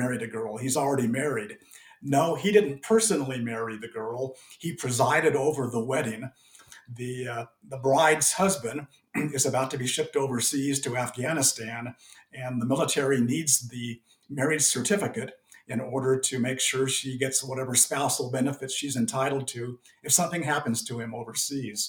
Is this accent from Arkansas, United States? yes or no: no; Los Angeles County, California, United States; I grew up in Los Angeles County in a city that actually had the council manager form of government